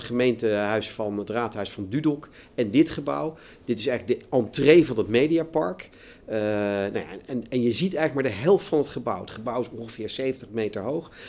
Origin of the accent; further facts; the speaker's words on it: Netherlands; wij in Nederland